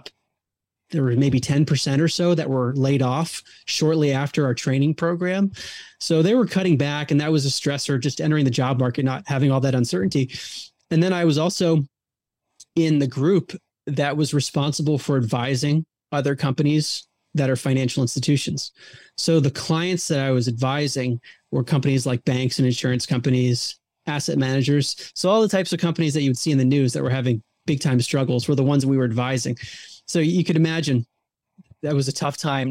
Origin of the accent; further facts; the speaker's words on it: Baltimore, Maryland, United States; I grew up outside of Baltimore, Maryland